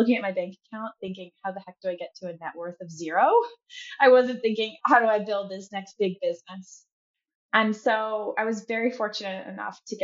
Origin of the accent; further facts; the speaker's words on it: Chicago, Illinois, United States; moved away as an adult; also born or lived in North Carolina; now in San Francisco, United States; I'm from Chicago. I love the Midwest, although I've been in San Francisco for about 6 years now.